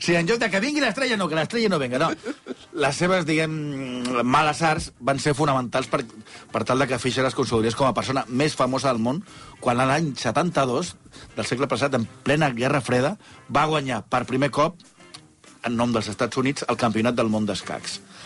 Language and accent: Catalan; Catalonia, Spain; com som els catalans